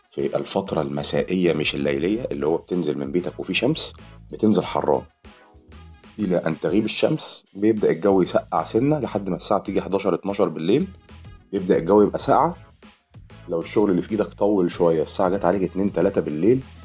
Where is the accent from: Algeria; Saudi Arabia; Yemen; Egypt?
Egypt; احنا كمصريين